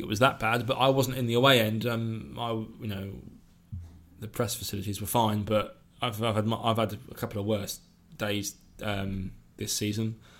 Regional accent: United Kingdom; I'm from the South Coast rather than from the area

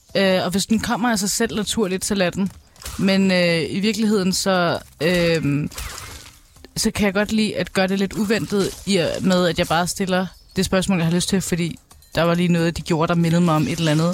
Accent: Albertslund, Capital Region of Denmark, Denmark; jeg kommer fra Albertslund

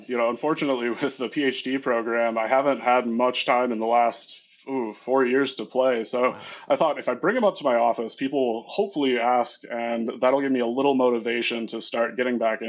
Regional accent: Midwest, United States; I am from the Midwest

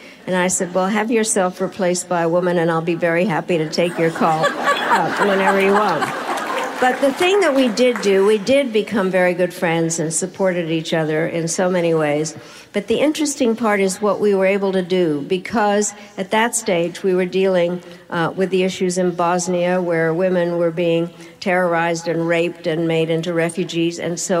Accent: United States; So what happened was, being the American, I created a caucus, and we called ourselves the G7.

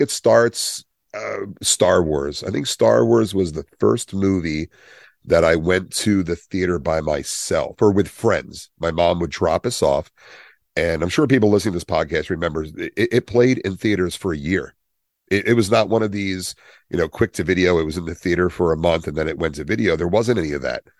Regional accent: Willingboro, New Jersey, United States; where I grew up in Wellingboro, we had, it was broken into parts. It's a Levitt town.

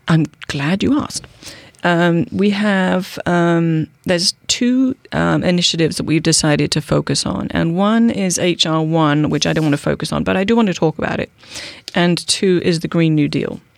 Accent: United Kingdom; accent: British; moved away as an adult; now in Bainbridge Island, United States; I'm British, okay? Um, I am. I've been here for twenty-one years. I can't shake the accent

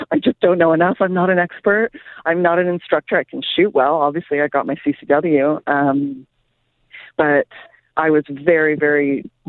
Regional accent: Canada; also born or lived in England; now in United States; my husband's from Brazil. I'm from Canada and England.

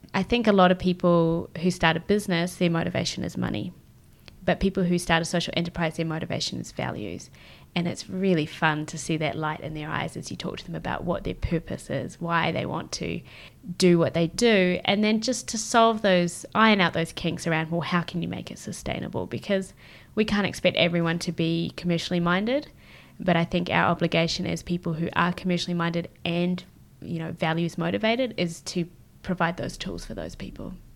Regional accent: Christchurch, Canterbury, New Zealand; moved away as an adult; also born or lived in Israel / West Coast, United States / France / Melbourne; now in Tokyo, Japan; I grew up in Christchurch, but I was actually born in Israel

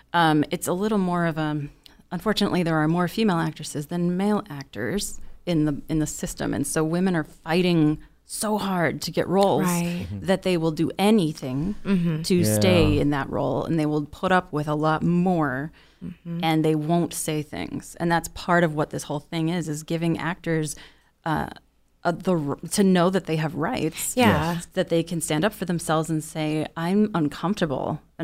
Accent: Chicago, Illinois, United States; I'm from Chicago.

